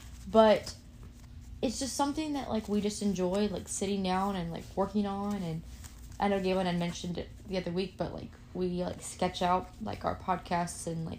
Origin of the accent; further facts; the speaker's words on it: rural Virginia, United States; now in Norfolk, United States; I grew up in rural Virginia, and I am the opposite. I did not like it.